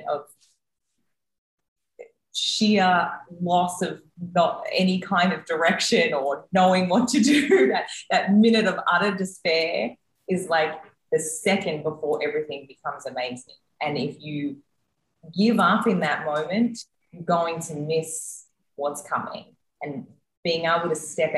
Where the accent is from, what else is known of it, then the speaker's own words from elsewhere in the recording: Australia; also born or lived in United States; now in Mexico; I'm the Australian that just came from the US that is now in Mexico